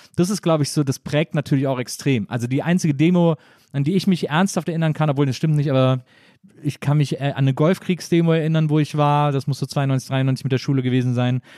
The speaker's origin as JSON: {"language": "German", "town": "Wesseling", "region": "North Rhine-Westphalia", "country": "Germany", "tie": "born or raised there", "said": "in Wesseling, äh, wo ich herkomme"}